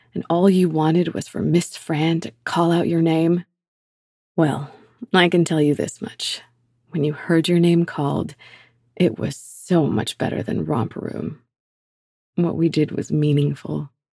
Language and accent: English; Canada; such a valuable piece of being Canadian specifically, 'cause it is truly unique to our country